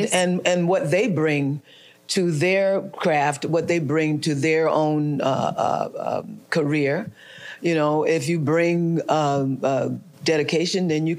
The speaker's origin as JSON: {"language": "English", "town": "Newark", "region": "New Jersey", "country": "United States", "tie": "born or raised there", "moved": "yes", "said": "It was somewhere in Newark. Okay. In my hometown."}